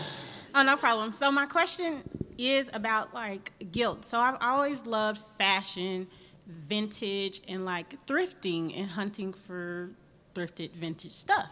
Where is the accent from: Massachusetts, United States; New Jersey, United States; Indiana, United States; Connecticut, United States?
Indiana, United States; Indianapolis; moved away as an adult; also born or lived in Atlanta, Georgia; I am from Indianapolis, Indiana